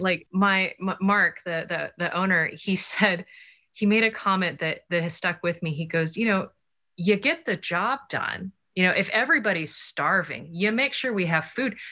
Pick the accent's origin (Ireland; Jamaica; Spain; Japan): Japan; moved away; I grew up in Japan